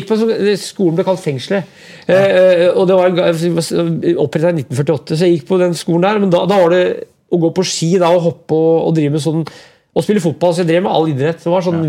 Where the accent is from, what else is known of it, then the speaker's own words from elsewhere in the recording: Brumunddal, Innlandet, Norway; moved away; also born or lived in Oslo; Brumunddal, der jeg vokste opp